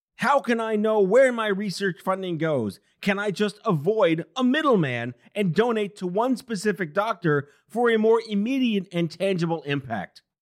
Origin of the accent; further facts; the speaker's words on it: New York City, New York, United States; it was the first time I heard a flat A ever growing up in New York City